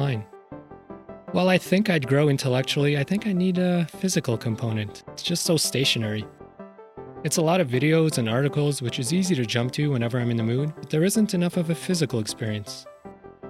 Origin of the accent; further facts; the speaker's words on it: Canada; As a Canadian